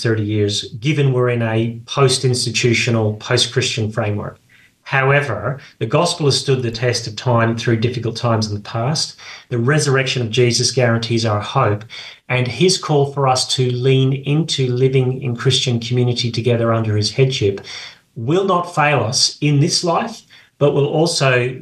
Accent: Australia; I grew up in Australia

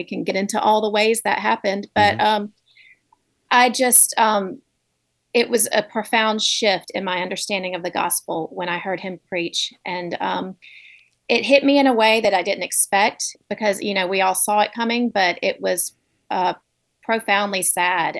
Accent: Montgomery, Alabama, United States; moved away as an adult; also born or lived in Birmingham, Alabama / New York City; I grew up in Montgomery, moved to Birmingham for college

